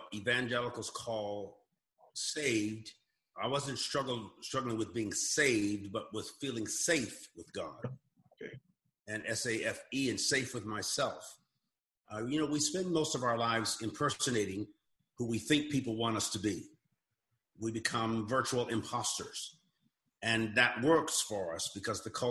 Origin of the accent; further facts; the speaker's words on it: Southern California, United States; moved away as an adult; now in Oklahoma, United States; I grew up in Southern California, so we were very earthquake conscious. Now I'm in Oklahoma